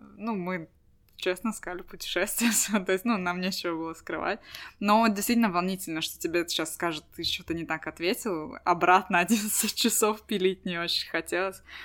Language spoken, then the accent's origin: Russian; Estonia